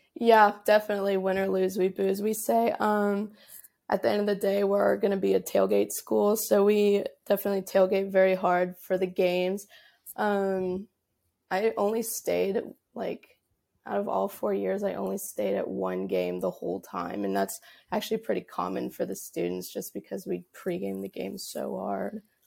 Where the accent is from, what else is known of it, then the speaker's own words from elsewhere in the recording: Dallas, Texas, United States; moved away as an adult; now in Baton Rouge, United States; originally, I'm from, like, the Dallas area of Texas